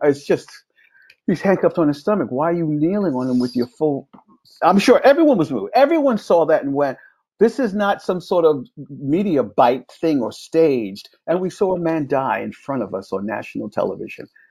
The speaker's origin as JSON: {"language": "English", "region": "New York", "country": "United States", "tie": "born or raised there"}